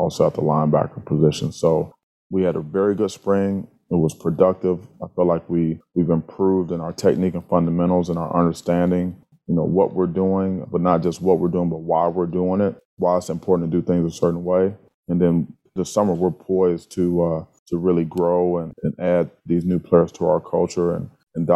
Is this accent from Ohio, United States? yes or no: yes; Cleveland, Ohio, United States; moved away as an adult; also born or lived in Wisconsin; now in Michigan, United States; growing up in the Midwest, being from Cleveland, playing at Wisconsin